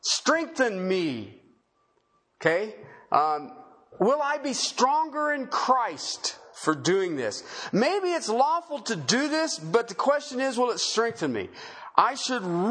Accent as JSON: {"language": "English", "country": "United States", "said": "in America as American citizens"}